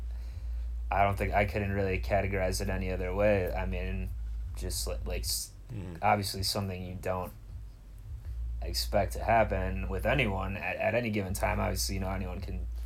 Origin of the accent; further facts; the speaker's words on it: Cleveland, Ohio, United States; now in Los Angeles, United States; my hometown of Cleveland